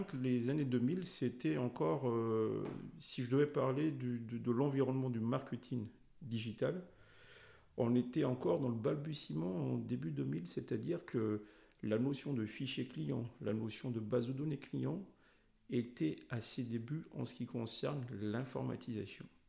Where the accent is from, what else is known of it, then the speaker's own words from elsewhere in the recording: Madagascar; moved away; je suis originaire de Madagascar